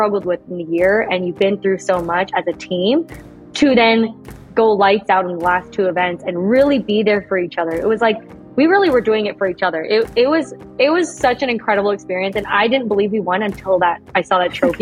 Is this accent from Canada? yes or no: yes; Canada; moved away as an adult; I'm Canadian.